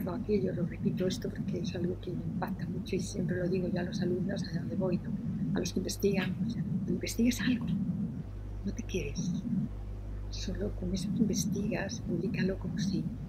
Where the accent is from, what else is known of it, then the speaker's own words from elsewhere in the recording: Madrid, Community of Madrid, Spain; moved away as an adult; also born or lived in Granada; now in Almería, Spain; yo soy madrileña hice la carrera en la Complutense